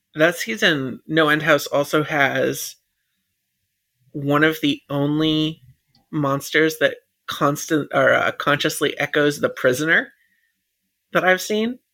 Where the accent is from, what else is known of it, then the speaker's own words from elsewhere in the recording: United States; being American